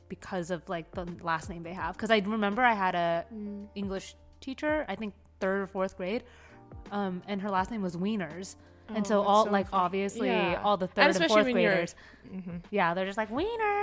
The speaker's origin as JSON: {"language": "English", "town": "San Diego", "region": "California", "country": "United States", "tie": "born or raised there", "said": "growing up in San Diego, I had a lot of other friends who grew up in Asian households"}